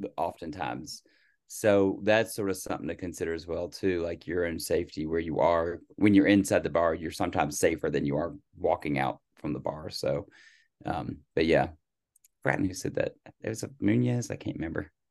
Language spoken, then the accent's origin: English; Virginia, United States; growing up in Virginia, I heard the word Yankee all the time